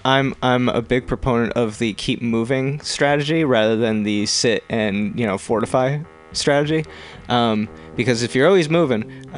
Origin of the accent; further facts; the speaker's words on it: East Coast, United States; moved away; also born or lived in New York; growing up in the East Coast and having lived in New York